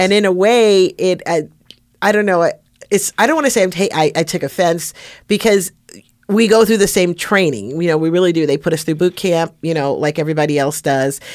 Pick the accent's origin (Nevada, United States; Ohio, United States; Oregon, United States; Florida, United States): Nevada, United States; Las Vegas; I'm from Las Vegas, since nineteen eighty.